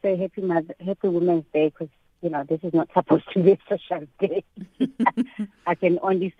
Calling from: Durban, KwaZulu-Natal, South Africa; I'm calling you from Durban.

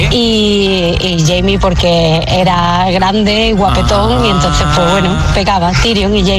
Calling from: Madrid, Community of Madrid, Spain; de Madrid.

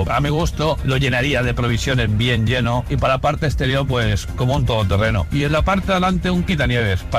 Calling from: Ibiza, Balearic Islands, Spain; Hola, buenas tardes. … de Ibiza.

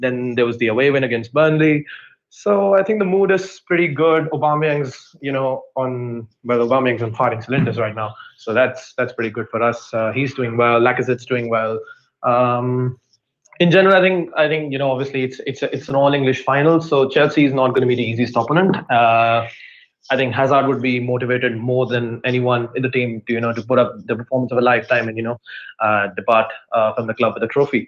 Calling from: Faridabad, Haryana, India; This is a place called Faridabad in a state called Haryana, which is a part of India.

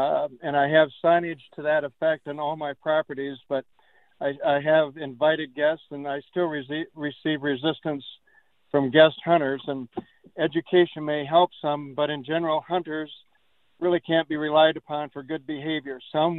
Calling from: Sac City, Iowa, United States; I'm joining you from Sac City

